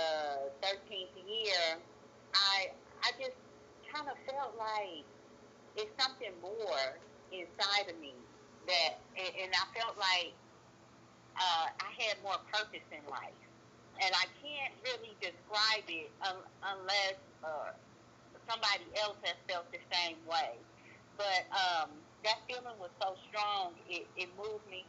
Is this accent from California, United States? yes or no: yes; Oakland, California, United States; also born or lived in Chicago, Illinois; I was actually born and raised in Chicago until I was 10, and then my family moved down here to the Oakland Bay area, and okay. This is where I have lived ever since.